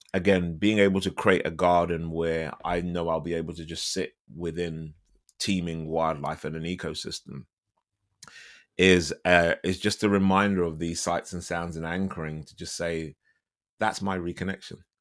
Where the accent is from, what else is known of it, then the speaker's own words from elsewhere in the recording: London, United Kingdom; I'm from London